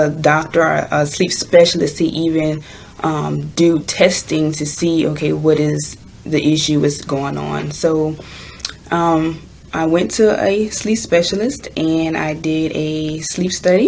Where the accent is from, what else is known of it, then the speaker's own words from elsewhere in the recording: Louisiana, United States; I am from Louisiana